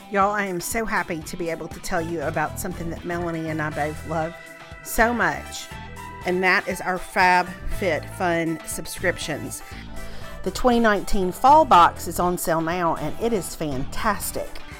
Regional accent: Mississippi, United States; moved away; the Ole Miss boosters at the country club in my hometown

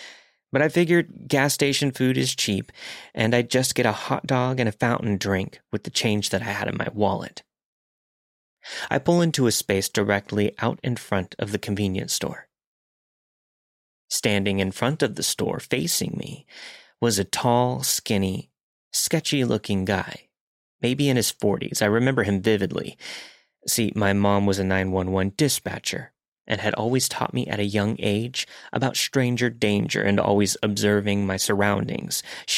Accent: Virginia, United States; moved away as an adult; I felt like I was finally living the independent college girl life, states away from my hometown in Virginia.

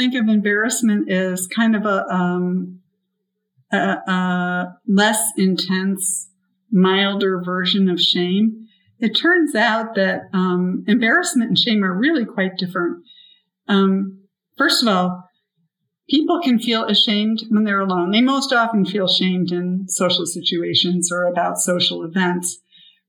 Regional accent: Buffalo, New York, United States; I grew up in Buffalo

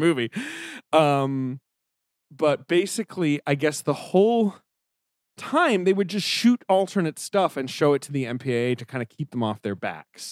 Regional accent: England, United Kingdom; moved away; I grew up in England.

